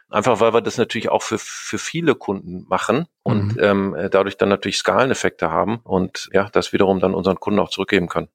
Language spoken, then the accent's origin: German; Greven, North Rhine-Westphalia, Germany; also born or lived in Duisburg; ich komme äh, gebürtig aus Greven bzw. Münster in Nordrhein-Westfalen, bin dort auch zur Schule gegangen